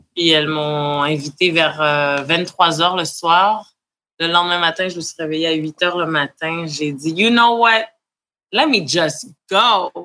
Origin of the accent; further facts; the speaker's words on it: Montreal, Quebec, Canada; je viens de Montréal